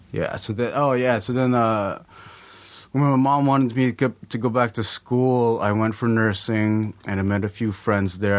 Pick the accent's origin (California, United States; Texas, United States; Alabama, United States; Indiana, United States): California, United States; Lakewood; also born or lived in Long Beach, California; I was born in Long Beach, uh, and then we moved to Lakewood, I think, when I was around three or four, something like that, and I've lived there up to now.